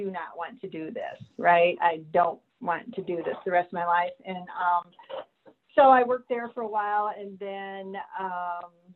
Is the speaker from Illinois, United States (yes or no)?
yes; Illinois, United States; moved away as an adult; now in South Carolina, United States; I'm originally from Illinois, and I worked in Illinois until 2016 when my husband's job moved us to South Carolina.